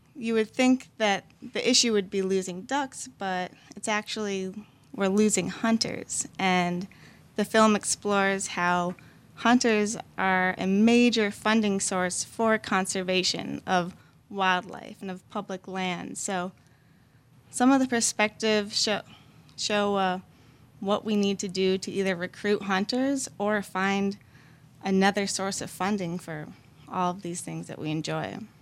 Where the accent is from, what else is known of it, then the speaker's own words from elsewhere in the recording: Minneapolis, Minnesota, United States; moved away as an adult; now in New Orleans, United States; I moved from Minneapolis for college